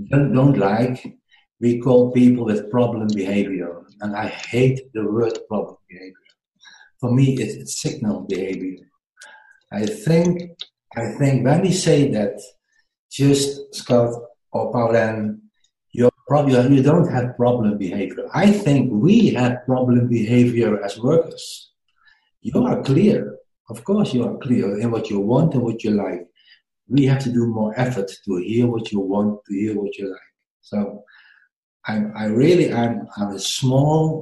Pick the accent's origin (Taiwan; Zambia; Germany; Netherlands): Netherlands; English is a second language; my English is not so good. I'm from the Netherlands